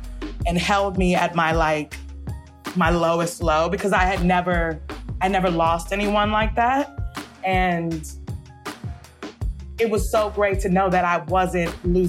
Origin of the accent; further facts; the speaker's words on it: Compton, California, United States; I'm from Compton, California.